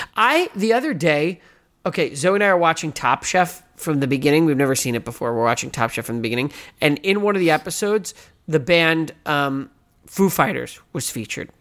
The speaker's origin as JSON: {"language": "English", "country": "United States", "said": "I'm American"}